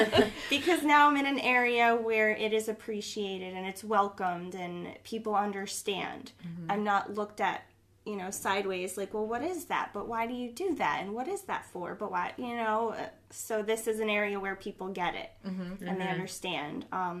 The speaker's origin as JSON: {"language": "English", "region": "New Jersey", "country": "United States", "said": "I'm the full-blown Jersey girl."}